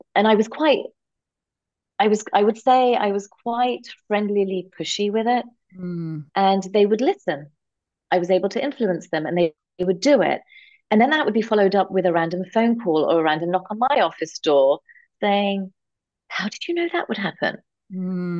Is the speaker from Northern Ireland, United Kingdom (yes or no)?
no; London, United Kingdom; born and raised in London, England, to um, as part of a conservative Indian family